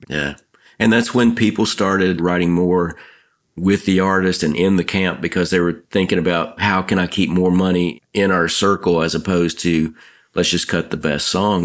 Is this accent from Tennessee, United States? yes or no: yes; Nashville, Tennessee, United States; Growing up in Nashville, I ran into songwriters all the time